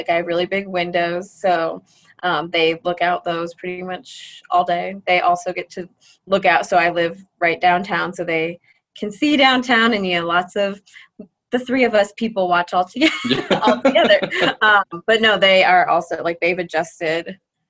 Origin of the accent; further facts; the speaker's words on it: Northeast Ohio, United States; moved away as an adult; also born or lived in Columbus, Ohio / Cleveland, Ohio; now in Brookings, United States; growing up in Northeast Ohio